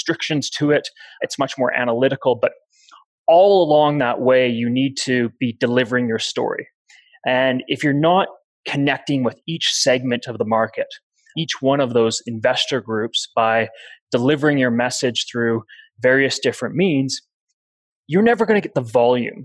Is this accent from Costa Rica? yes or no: no; Canada